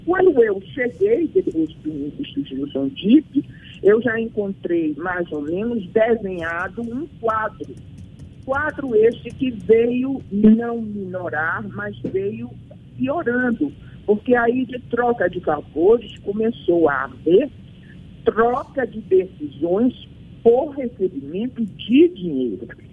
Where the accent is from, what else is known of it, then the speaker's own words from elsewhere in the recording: Bahia, Brazil; como baiana